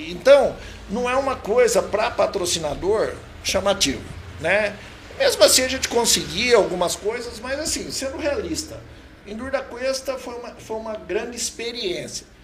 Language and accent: Portuguese; Botucatu, São Paulo, Brazil; also born or lived in Londrina, Paraná / Bragança Paulista; vim para Botucatu muito novo ainda